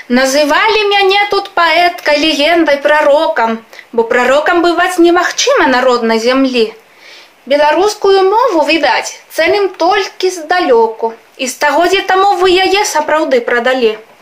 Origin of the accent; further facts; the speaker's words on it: Spain; Belarusian is a second language; Я з Гішпаніі